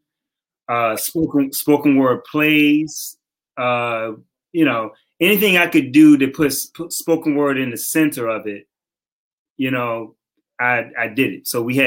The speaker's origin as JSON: {"language": "English", "town": "Baltimore", "region": "Maryland", "country": "United States", "tie": "born or raised there", "moved": "yes", "said": "I'm from West Baltimore. You know, Division Street"}